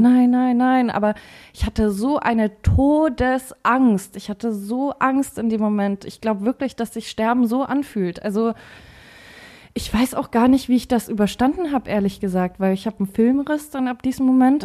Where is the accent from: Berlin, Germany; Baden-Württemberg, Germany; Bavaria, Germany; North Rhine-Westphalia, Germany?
Bavaria, Germany; Forchheim; Wir haben da noch äh, zu Hause gewohnt. Ich komme ja aus Forchheim